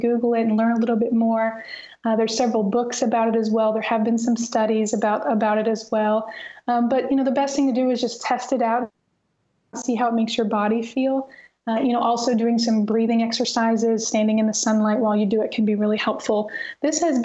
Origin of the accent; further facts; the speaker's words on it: North Missouri, United States; growing up in North Missouri, I mean, gosh, I don't remember wearing shoes very much when I was a child